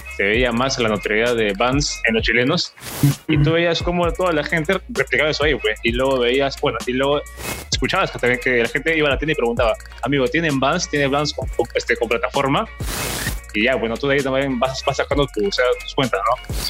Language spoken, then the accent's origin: Spanish; Tacna, Peru; yo también soy de Tacna